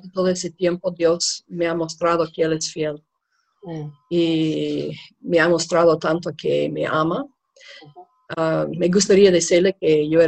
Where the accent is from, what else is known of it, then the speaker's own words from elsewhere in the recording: Oklahoma, United States; accent: gringo; Spanish is a second language; moved away as an adult; now in Bolivia; soy de Oklahoma, en los Estados Unidos